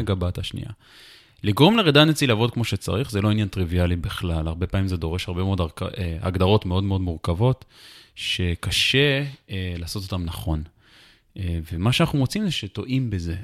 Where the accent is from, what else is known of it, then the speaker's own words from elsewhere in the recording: Jerusalem, Jerusalem District, Israel; also born or lived in United States / Anchorage, Alaska; נולדתי בירושלים, ברמת שרת